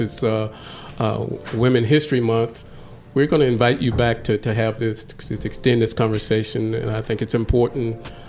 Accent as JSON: {"language": "English", "region": "Oklahoma", "country": "United States", "said": "I came from Oklahoma where the judges are not voted on, and so the judges are appointed."}